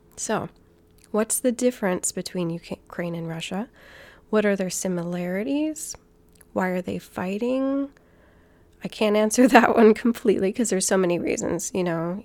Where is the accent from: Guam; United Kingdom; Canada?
Guam; I grew up on Guam. My dad is from New Zealand, and I'm American.